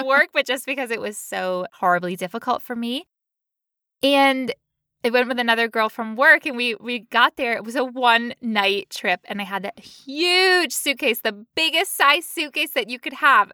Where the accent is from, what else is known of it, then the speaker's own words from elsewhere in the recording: United States; I'm American